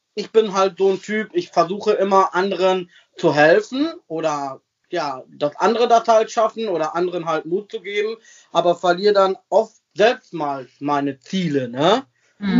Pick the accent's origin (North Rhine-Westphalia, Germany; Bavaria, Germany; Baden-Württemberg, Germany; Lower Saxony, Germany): North Rhine-Westphalia, Germany; Sassenberg; also born or lived in Versmold / Bremen; geboren bin ich in Versmold, das ist äh, so eine kleine Nebenstadt, weil Sassenberg hat ja kein Krankenhaus gehabt und äh, ja, ich bin da aufgewachsen, also seit 36 Jahren lebe ich hier